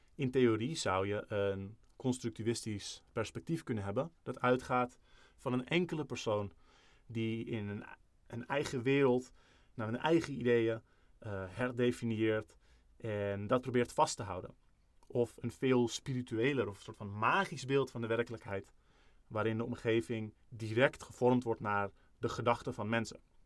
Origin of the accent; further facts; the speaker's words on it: Netherlands; wij zijn Nederlanders. Misschien is niet, voelt niet iedereen zich Nederlander die luistert, maar, eh, ik bijvoorbeeld wel.